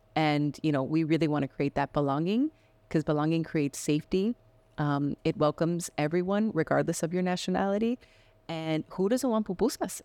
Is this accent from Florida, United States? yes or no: yes; Miami, Florida, United States; also born or lived in Medellin, Colombia; now in Spokane, United States; I grew up in Miami, and that's where we, that's where I consider, um, part of my home